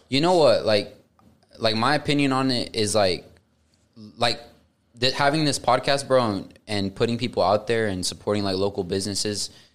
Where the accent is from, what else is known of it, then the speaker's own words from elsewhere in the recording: Tuttle, Oklahoma, United States; I grew up in Tuttle